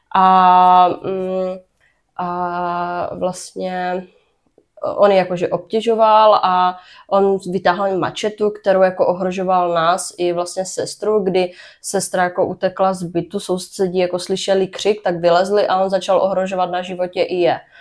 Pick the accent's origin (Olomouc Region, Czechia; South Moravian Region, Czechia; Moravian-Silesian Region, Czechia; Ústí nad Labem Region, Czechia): South Moravian Region, Czechia; Brno; narodila jsem se v Brně, uh-huh. takže jsem uh, rodečka z Brna.